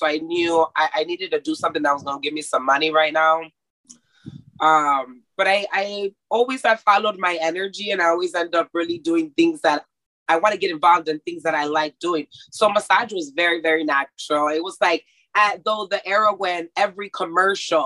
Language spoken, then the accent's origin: English; Mexico; moved away; also born or lived in Texas, United States; I grew up in Mexico, but I was in school in America, right? So I went to Texas school